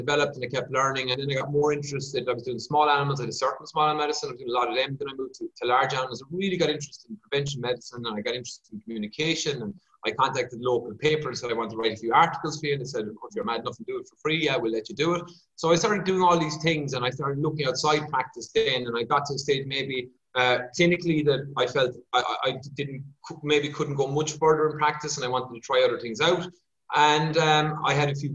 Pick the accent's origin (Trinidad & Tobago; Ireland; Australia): Ireland; Kerry, Munster; moved away; I'm from Kerry originally